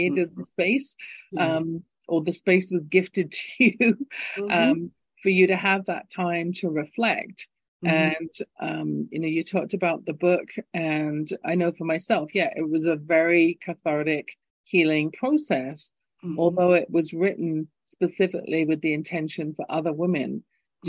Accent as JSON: {"language": "English", "region": "England", "country": "United Kingdom", "accent": "English", "moved": "yes", "lives_now": "Calgary, Canada", "said": "my lilting English accent"}